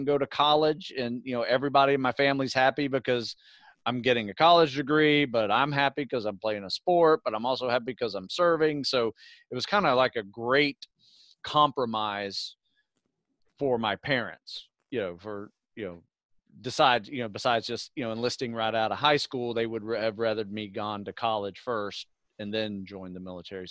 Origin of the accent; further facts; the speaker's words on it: Live Oak, Florida, United States; moved away; Live Oak. Yeah, that is my hometown. In North Florida.